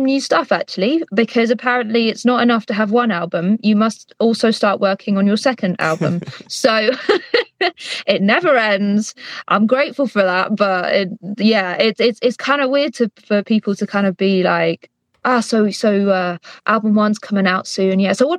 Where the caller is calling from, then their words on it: London, United Kingdom; I am calling from my studio in London